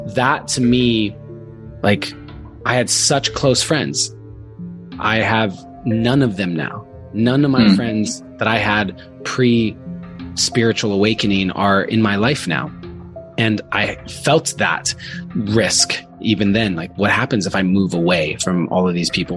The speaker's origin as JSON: {"language": "English", "region": "Arizona", "country": "United States", "tie": "born or raised there", "also_born_or_lived": "Glendora, California / Orange County, California", "moved": "as an adult", "lives_now": "California, United States", "said": "I was born in Glendora, California, which is out sort of by Pasadena. I was there and then I moved to Orange County when I was in third grade. And then in sixth grade, I moved to Arizona"}